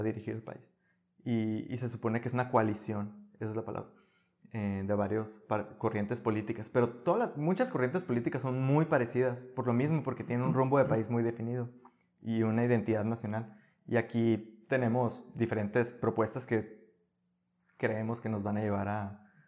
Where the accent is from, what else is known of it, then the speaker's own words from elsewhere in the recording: Guatabampo, Sonora, Mexico; moved away as an adult; also born or lived in Navojoa / Hermosillo; now in Sweden; yo crecí en Guatabampo